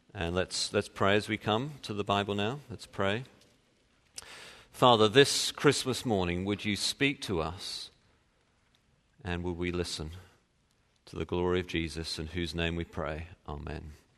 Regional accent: England, United Kingdom; moved away; being English

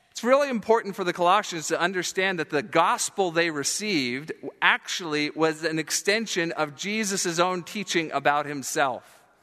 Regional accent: South Florida, United States; moved away; I grew up in Florida, and, uh, the South Florida part I mentioned down by Fort Lauderdale, Miami

